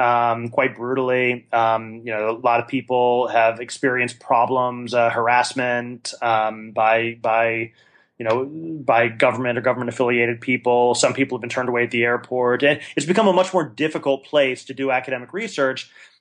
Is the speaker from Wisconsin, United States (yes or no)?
yes; Milwaukee, Wisconsin, United States; Yeah, I'm from Wisconsin and a Green Bay Packer fan and a Milwaukee Brewers fan. And I'm a big partisan of Wisconsin.